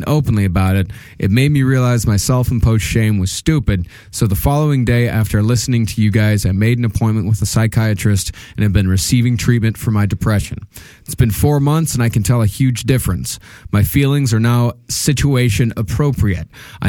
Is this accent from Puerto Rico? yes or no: yes; Puerto Rico; now in United States; I was bullied in school till I moved to the States. I'm originally from Puerto Rico